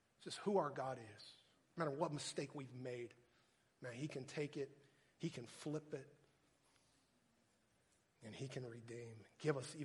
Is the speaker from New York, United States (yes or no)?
no; Texas, United States; moved away as an adult; also born or lived in Minnesota; I'm from Texas